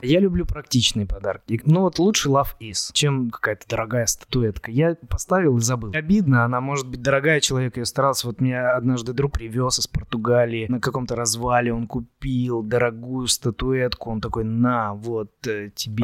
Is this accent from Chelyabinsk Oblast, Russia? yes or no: yes; Chelyabinsk, Chelyabinsk Oblast, Russia; also born or lived in Saint Petersburg; now in Moscow, Russia; Я оригинально из Челябинска, учился и жил какое-то время в Петербурге, и сейчас живу в Москве